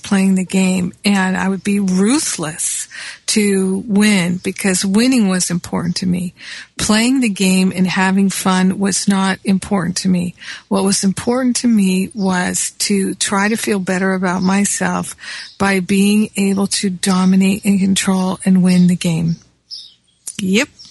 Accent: Rhode Island, United States; moved away; also born or lived in Michigan / Manhattan, New York; I grew up in Rhode Island as well as Michigan.

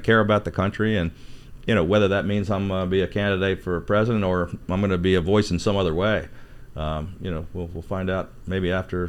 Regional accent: Prince George's County, Maryland, United States; I grew up in Prince George's County, right outside of the Beltway, or inside the Beltway, but right outside D.C.

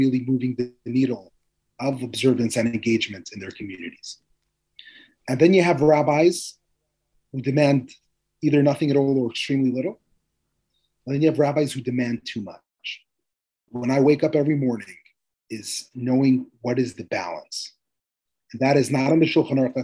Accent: Moscow, Russia; also born or lived in Manhattan, United States; now in New York, United States; I grew up in Moscow

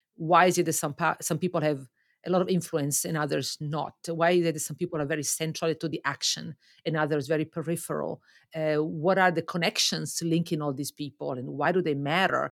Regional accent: Lake Como, Lombardy, Italy; moved away as an adult; also born or lived in Milan, Italy; now in Toronto, Canada; I grew up in Italy, um, on Lake Como, just north of Milan

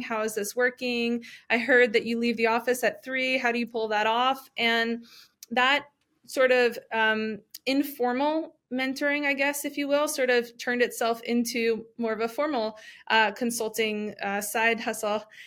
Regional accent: New Jersey, United States; moved away as an adult; also born or lived in Washington D.C. / Miami; originally from New Jersey

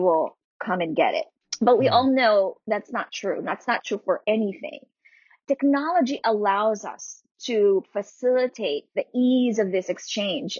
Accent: Philippines; moved away as an adult; now in Pittsburgh, United States; coming from and growing up in the Philippines

